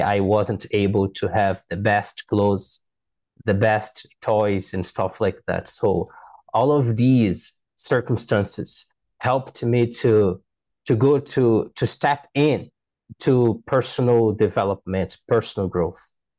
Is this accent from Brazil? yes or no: yes; Manaus, Amazonas, Brazil; English is a second language; I was born in Manaus City in the mirror of the Amazon rainforest.